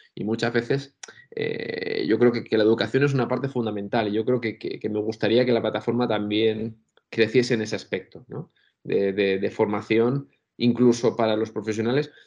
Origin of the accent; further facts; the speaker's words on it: Albacete, Castilla-La Mancha, Spain; moved away as an adult; now in Valencia, Spain; yo tengo la suerte de haber vivido en un colegio mayor aquí en Valencia cuando me vine a estudiar, porque yo soy de Albacete